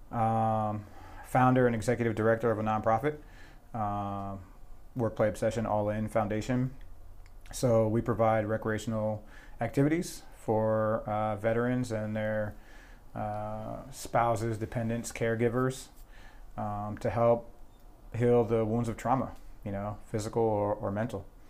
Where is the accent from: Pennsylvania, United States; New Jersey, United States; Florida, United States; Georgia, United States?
New Jersey, United States; moved away as an adult; initially I joined the, the New Jersey National Guard, so I'm from New Jersey